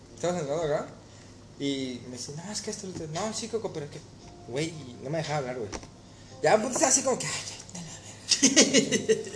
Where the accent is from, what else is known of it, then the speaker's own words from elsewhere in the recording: Mexico; moved away; ser mexicano